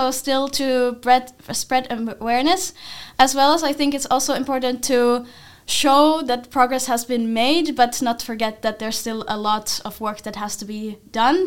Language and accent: English; Finland; now in Netherlands; I'm from Finland